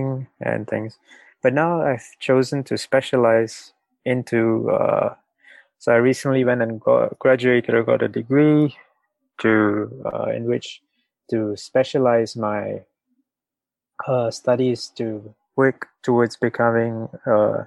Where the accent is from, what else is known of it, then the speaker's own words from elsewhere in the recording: Singapore; I'm from Singapore.